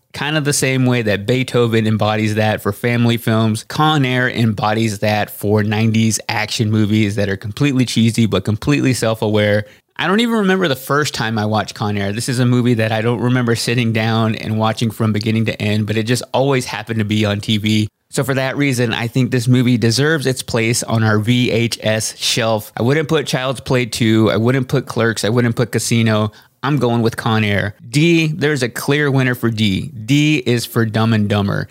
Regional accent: Texas, United States; I grew up in Texas and saw a lot of this culture in my everyday life growing up in a small town

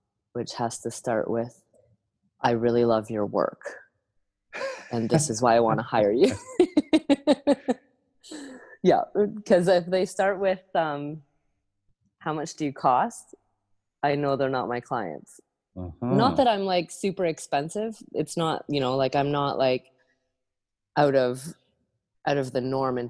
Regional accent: Owen Sound, Ontario, Canada; moved away as an adult; also born or lived in New Brunswick; now in Nova Scotia, Canada; I grew up in Owen Sound, Ontario

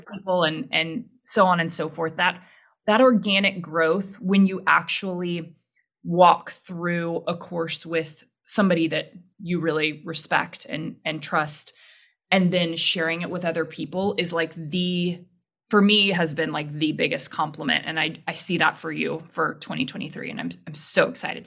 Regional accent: Houston, Texas, United States; I grew up in Houston, grew up in a religious household

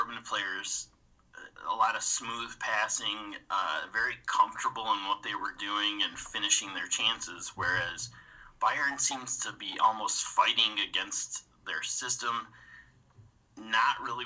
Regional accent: United States; accent: American; I'm an American, if you couldn't tell by the accent

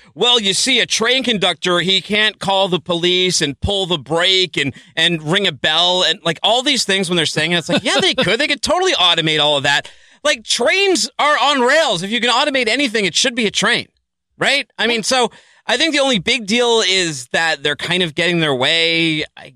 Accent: Northeast, United States; moved away; also born or lived in Southern California; I'm from the Northeast

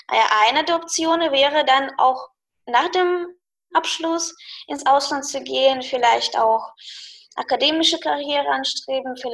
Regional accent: Russia; German is a second language; nee, ich habe natürlich einen Akzent.

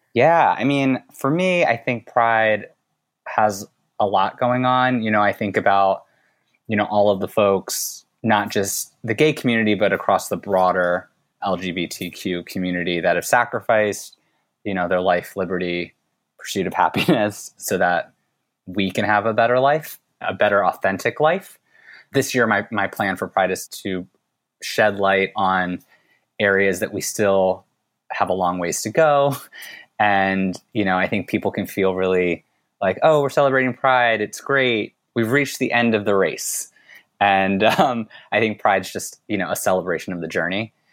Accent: United States; I was born here in the U S

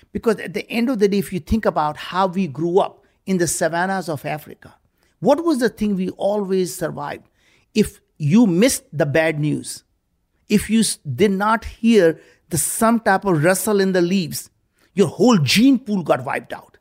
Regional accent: India; moved away as an adult; now in United States; growing up in India, we were very, very poor.

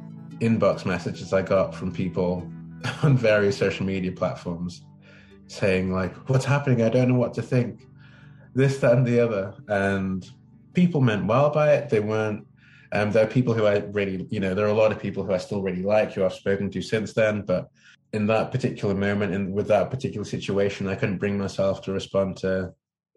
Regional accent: Manchester, North West England, United Kingdom; moved away as an adult; now in California, United States; I grew up in Manchester in England.

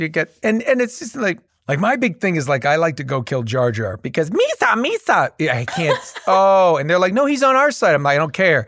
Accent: Boston, Massachusetts, United States; We're both from the Boston area

